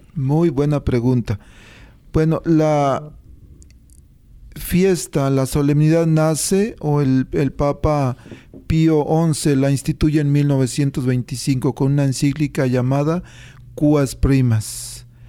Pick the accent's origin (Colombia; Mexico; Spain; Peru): Mexico; born or raised there